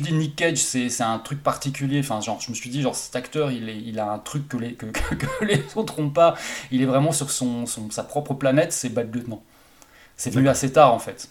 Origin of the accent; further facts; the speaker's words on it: Haute-Saône, Bourgogne-Franche-Comté, France; le cinéma de mon bled à moi, donc en Haute-Saône